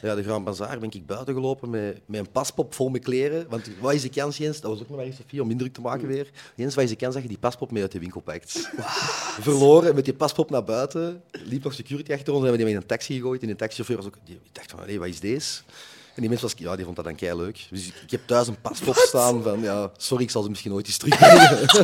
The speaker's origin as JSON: {"language": "Dutch", "town": "Westerlo", "region": "Flanders", "country": "Belgium", "said": "bij ons in Westerlo de Tongelosse dorpsfeesten"}